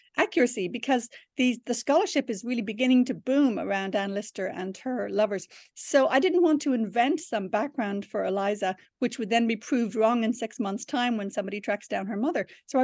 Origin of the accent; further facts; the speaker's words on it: Ireland; It would have been heavenly, I have to admit.